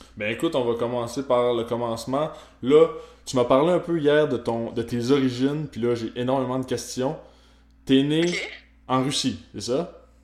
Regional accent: Gaspésie, Quebec, Canada; je viens de la Gaspésie

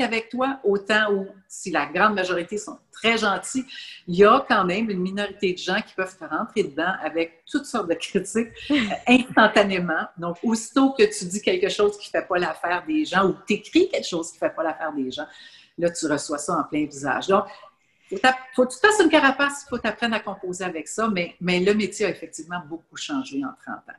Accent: Laval, Quebec, Canada; Et j'étais native de Laval. Je demeurais tout près de l'aréna

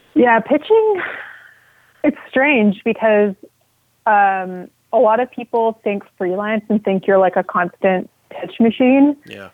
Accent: Quebec, Canada; because I'm from Quebec, even though I'm an Anglophone, I lived almost my entire life in Quebec.

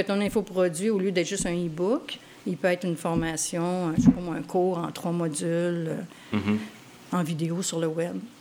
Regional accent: Montreal, Quebec, Canada; je suis né à Montréal

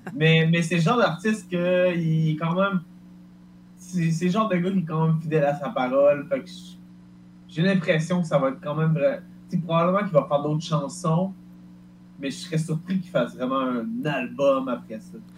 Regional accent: Quebec, Canada

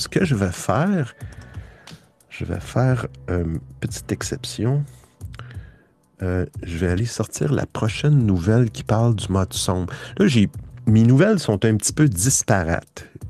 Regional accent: Quebec, Canada; moi je suis du Québec

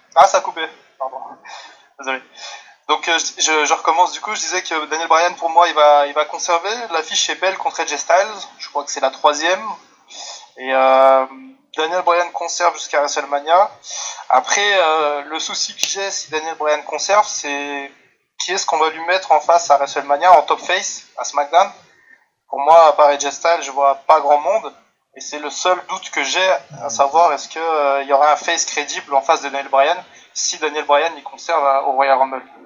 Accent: France; je viens de France et il est un petit peu plus tard chez moi

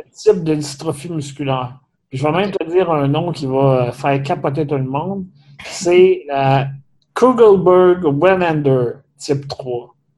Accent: Saint-Léonard-d'Aston, Quebec, Canada; on vient dans le coin de Drummondville, de Saint-Léonard-d'Aston

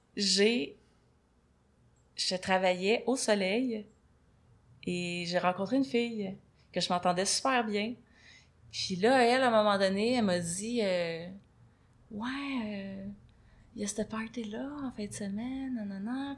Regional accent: Saint-Antonin, Quebec, Canada; moved away as an adult; also born or lived in Montreal / India; Je viens de Saint-Antonin. Saint-Antonin, c'est un petit village à côté de Rivière-du-Loup. Rivière-du-Loup, c'est là que j'ai fait... Ben, Saint-Antonin-Rivière-du-Loup, c'est là que j'ai fait mon enfance.

